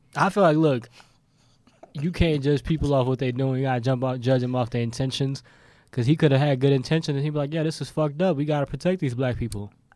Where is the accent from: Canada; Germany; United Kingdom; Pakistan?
Pakistan; I'm Pakistani